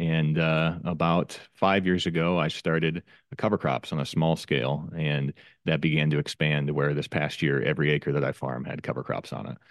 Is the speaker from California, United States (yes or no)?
no; Northwest Iowa, United States; I'm from Northwest Iowa, and, uh, I'm a crop farmer